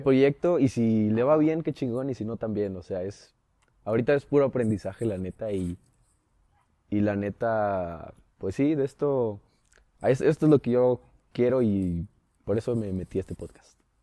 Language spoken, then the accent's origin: Spanish; San Luis Potosí, Mexico; crecí toda mi vida en San Luis. Soy rancho luisino.